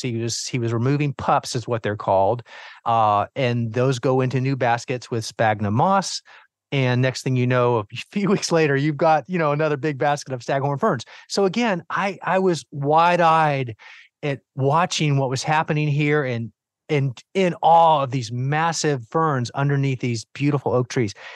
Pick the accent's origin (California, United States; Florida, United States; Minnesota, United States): Florida, United States; Miami; as the youngest of four boys growing up in Miami, Florida